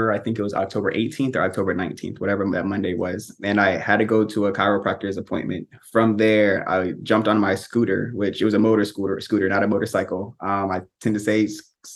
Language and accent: English; Tampa, Florida, United States; born and raised in Tampa, Florida